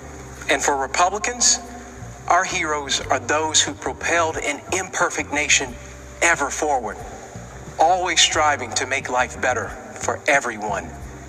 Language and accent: English; Kentucky, United States; I was raised in Kentucky, just a few miles from Abraham Lincoln's birthplace.